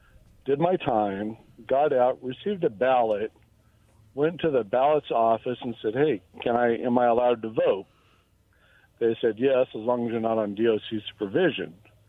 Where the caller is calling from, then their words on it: Benton City, Washington, United States; calling from Benton City.